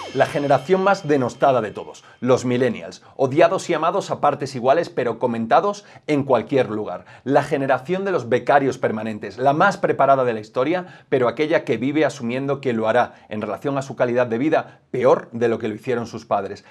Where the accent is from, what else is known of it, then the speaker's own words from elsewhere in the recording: Spain; somos los jóvenes españoles sobradamente preparados